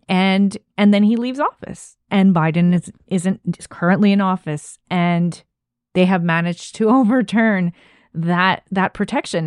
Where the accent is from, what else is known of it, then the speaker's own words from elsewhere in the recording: Canada; as a Canadian